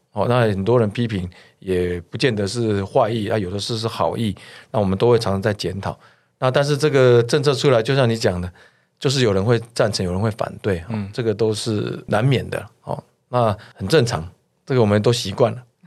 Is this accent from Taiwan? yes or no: yes; Taiwan; 我们台湾这边或者是东亚这边，大家并不怎么排斥这个戴口罩